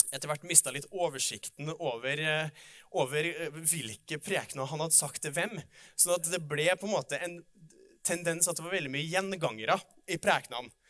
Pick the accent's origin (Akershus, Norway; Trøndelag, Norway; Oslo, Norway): Trøndelag, Norway; Oppdal; jeg kommer fra Oppdal